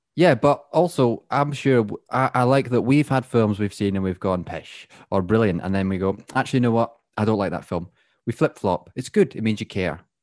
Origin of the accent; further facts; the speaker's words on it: Scotland, United Kingdom; accent: Scottish; now in England; I'm the Scottish one now.